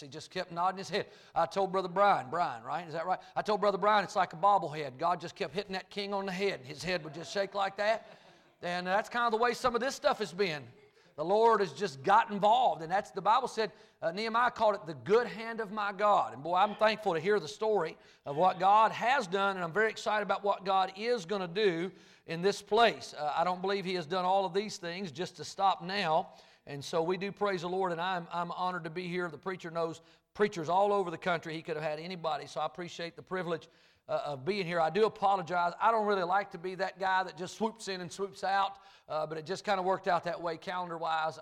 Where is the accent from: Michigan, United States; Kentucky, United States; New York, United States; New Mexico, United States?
Kentucky, United States; accent: Kentucky hillbilly and North Carolina mountain talk; now in North Carolina, United States; I grew up in Kentucky, and I've been in the foothills of the Blue Ridge Mountains in North Carolina